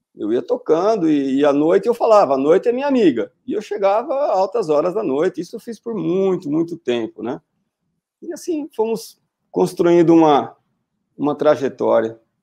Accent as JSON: {"language": "Portuguese", "town": "Lençóis Paulista", "region": "São Paulo", "country": "Brazil", "tie": "born or raised there", "also_born_or_lived": "Seropédica, Rio de Janeiro", "moved": "as an adult", "lives_now": "Tatuí, Brazil", "said": "eu sou de Lençóis Paulista e, do interior de São Paulo. Eu brinco, né, que eu sou um jacu, literalmente, né? Eu nasci numa cidade pequena"}